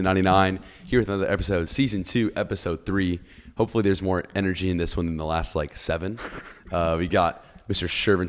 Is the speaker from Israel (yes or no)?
no; Egypt; now in United States; I'm from Egypt. So we know a lot about being multicultural here